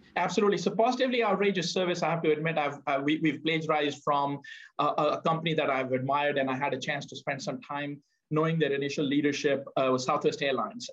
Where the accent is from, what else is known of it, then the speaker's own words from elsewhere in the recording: India; moved away; growing up in India